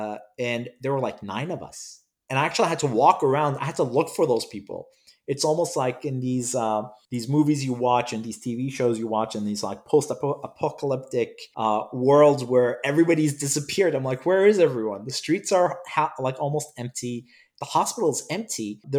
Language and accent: English; Cyprus; English is a second language; also born or lived in Iraq / United Kingdom; I was born in Iraq and I left Iraq and traveled the world with my parents. Sadly, I don't remember many of the places I visited, but my parents claim that I've been around the world, so I have to believe them. I grew up, ultimately, I attended school in Cyprus and in the United Kingdom